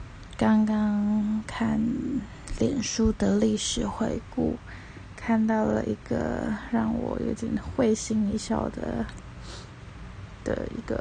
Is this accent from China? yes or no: no; Taipei, Taiwan; also born or lived in Tainan; 但是我是台北人，